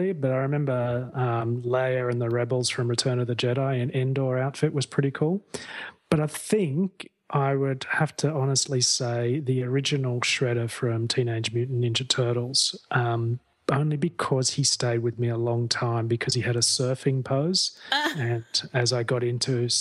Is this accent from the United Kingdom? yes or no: no; Sydney, New South Wales, Australia; also born or lived in Melbourne / Byron Bay, New South Wales / Sweden / Manly, Sydney; I was born in Sydney, Australia